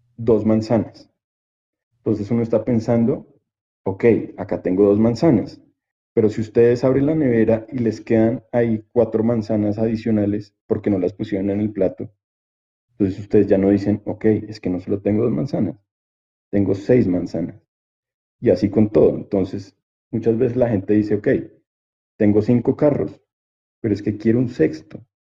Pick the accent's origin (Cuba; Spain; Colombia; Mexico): Colombia; nos pasa como latinos, nos pasa como colombianos